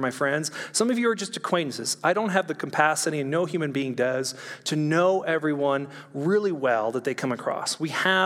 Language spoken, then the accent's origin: English; California, United States; moved away; also born or lived in Orange County; I'm from California